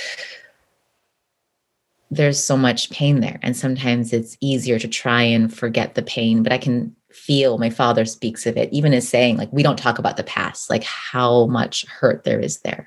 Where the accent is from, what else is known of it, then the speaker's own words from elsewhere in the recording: Midwest, United States; I grew up in the Midwest, born and raised in the Midwest, as the child of immigrants